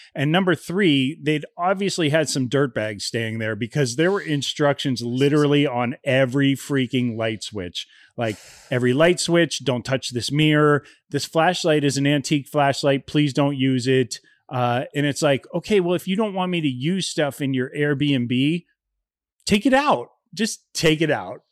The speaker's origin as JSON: {"language": "English", "region": "Ohio", "country": "United States", "tie": "born or raised there", "moved": "yes", "said": "I grew up in Ohio"}